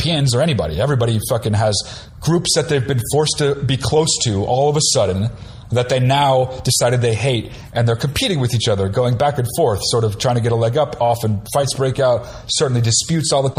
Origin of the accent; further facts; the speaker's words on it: New Jersey, United States; I'm from New Jersey.